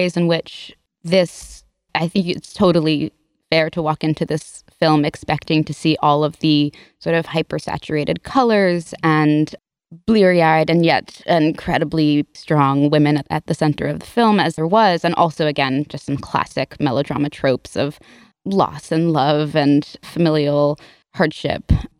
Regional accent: New York, United States; now in New Haven, United States; I'm from New York, but I live in New Haven

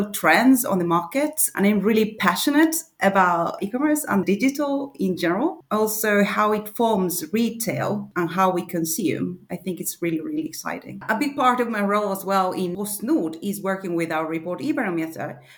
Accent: Argentina; moved away as an adult; now in Sweden; I'm not from Sweden. I live in Sweden, have been living here for 10 years now, but I come originally from Argentina.

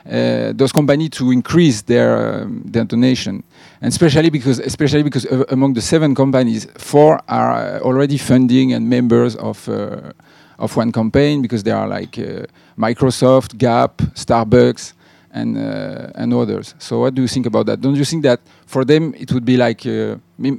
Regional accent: Haiti; I come from Haiti

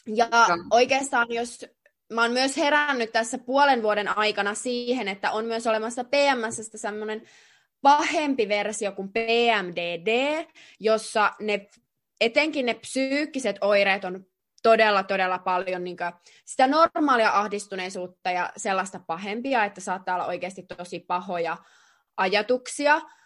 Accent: Jyväskylä, Central Finland, Finland; moved away as an adult; now in Russia; oltiin tosiaan Jyväskylässä mun kotikaupungissa

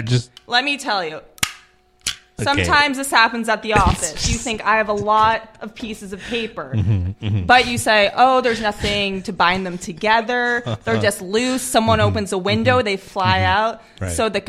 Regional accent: Berkeley, California, United States; I am from California.

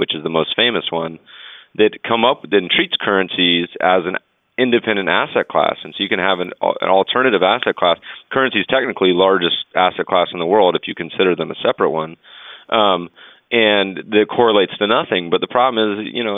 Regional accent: Colorado, United States; moved away; I grew up in Colorado

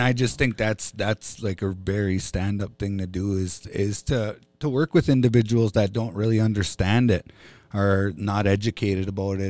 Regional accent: Fond du Lac Reservation, Minnesota, United States; I grew up here on Fond du Lac

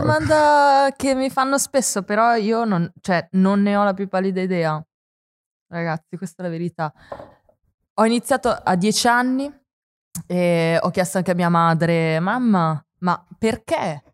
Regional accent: Forlì, Emilia-Romagna, Italy; also born or lived in Apulia; io sono cresciuta a Forlì, mm-hmm. nonostante sia nata in Puglia

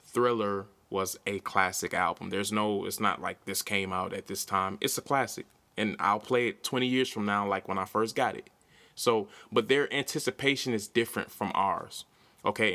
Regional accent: Milwaukee, Wisconsin, United States; I'm from Milwaukee, Wisconsin

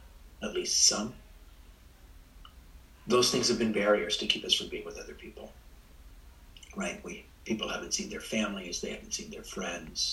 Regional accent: Spreckels, California, United States; I grew up in Spreckles

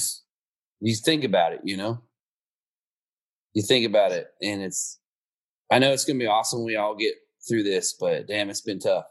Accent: Dixon, California, United States; moved away as an adult; also born or lived in Nashville; I'm from Dixon, California. We went to high school. They got the Dixon Mayfair

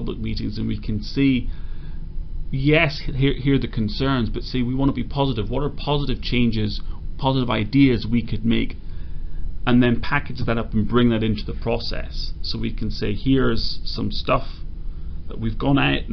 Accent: Skerries, Leinster, Ireland; moved away as an adult; also born or lived in London, United Kingdom / New York, United States; one of my best friends growing up in Skerries

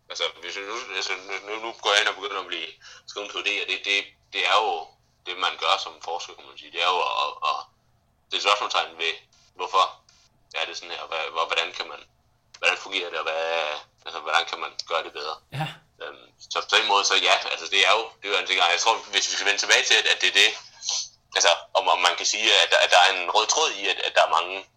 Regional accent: Brussels, Brussels-Capital Region, Belgium; now in Denmark; Jeg, jeg voksede op i Bruxelles, øh, som ligger midt imellem, øh, hvad hedder det, øh, Vallonien og, og, og Flandern.

